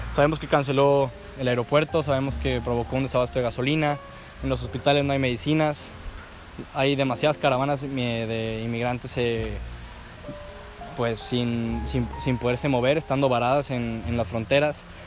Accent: Mexico; yo como mexicano

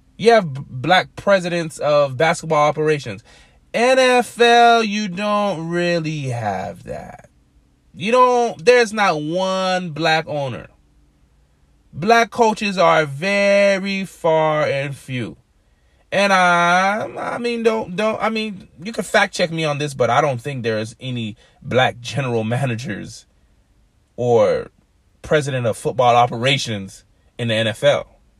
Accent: North Miami, Florida, United States; I was raised in North Miami, Florida, and it's about 40, 45 minutes away from Pompano Beach.

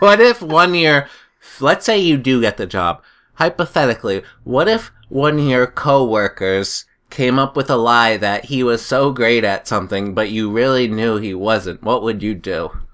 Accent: New Hampshire, United States; I'm from New Hampshire.

